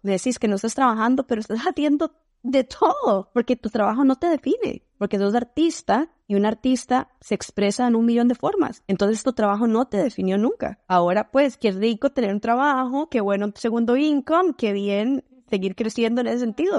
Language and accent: Spanish; Costa Rica; first language Spanish; moved away as an adult; also born or lived in Spain; now in Seattle, United States; Vengo de Costa Rica, que múltiples veces confundido por Puerto Rico